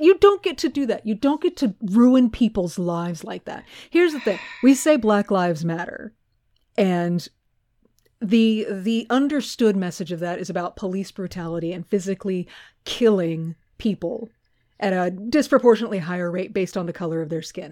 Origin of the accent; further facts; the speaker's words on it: Texas, United States; love my home state so much